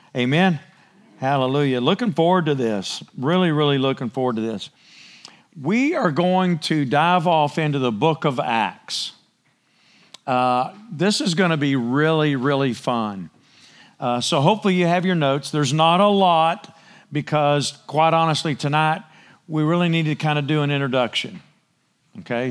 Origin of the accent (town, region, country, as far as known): United States